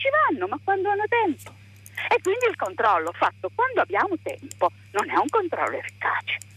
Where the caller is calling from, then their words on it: Gorizia, Friuli-Venezia Giulia, Italy; siamo da Lorizia.